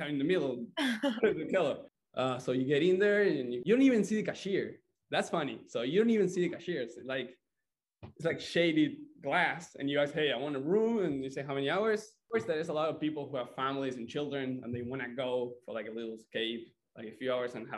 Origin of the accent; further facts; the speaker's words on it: Buenos Aires, Argentina; moved away as an adult; also born or lived in San Luis Obispo, California; now in Santa Barbara, United States; from Argentina, Buenos Aires, and I came here to the States in 2019